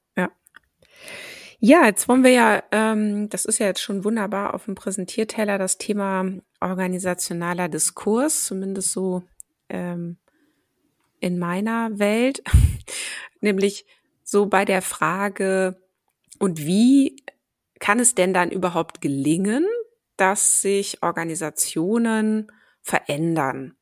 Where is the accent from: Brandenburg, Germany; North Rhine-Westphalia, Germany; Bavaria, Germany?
North Rhine-Westphalia, Germany; Cologne; also born or lived in Ruhr area; wobei ich in Köln dann groß geworden bin